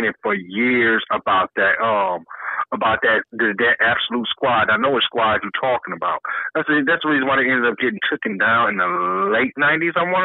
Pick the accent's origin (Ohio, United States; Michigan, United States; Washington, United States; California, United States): Michigan, United States; Detroit; I grew up on Mack and Van Dyke